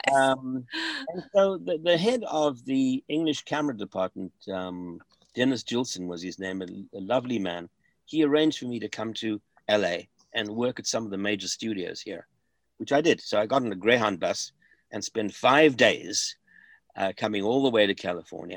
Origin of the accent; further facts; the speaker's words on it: Germiston, Gauteng, South Africa; moved away; also born or lived in Johannesburg / Kempton Park; I actually grew up in a town called Germiston, just to the south of Johannesburg.